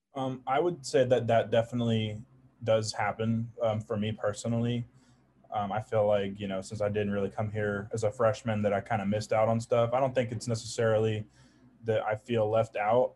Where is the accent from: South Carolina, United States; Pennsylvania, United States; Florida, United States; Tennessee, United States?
South Carolina, United States; Charleston; I'm from Charleston, South Carolina